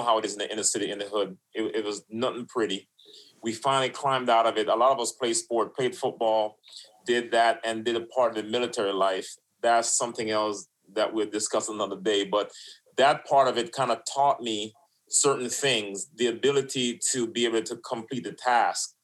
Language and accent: English; New York City, New York, United States; also born or lived in Florida; now in Wellington, United States; Mixed in Brooklyn, and then down here in Florida. Left from Brooklyn, came to Florida and started living on my own